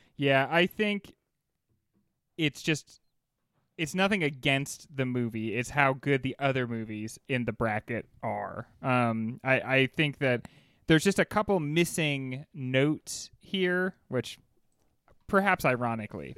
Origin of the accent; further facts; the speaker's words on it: United States; me being an American